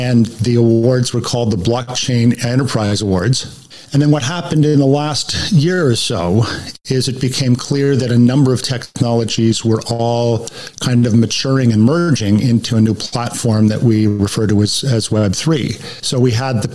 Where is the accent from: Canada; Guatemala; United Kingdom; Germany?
Canada; moved away as an adult; also born or lived in United States; I'm a Canadian by birth, but I went down to the U.S. on an assignment for 2 years and ended up staying 17 years